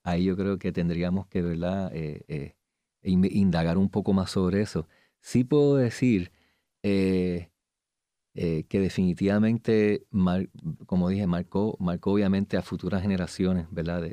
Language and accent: Spanish; Puerto Rico; como puertorriqueños